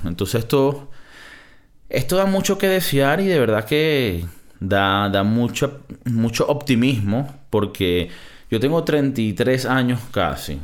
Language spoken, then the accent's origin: Spanish; Venezuela; De mi, de mi tierra, de mi, de de Venezuela.